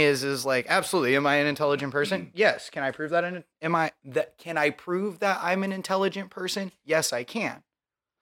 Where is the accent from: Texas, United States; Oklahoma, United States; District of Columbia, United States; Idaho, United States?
Idaho, United States; Southern; I grew up in Southern Idaho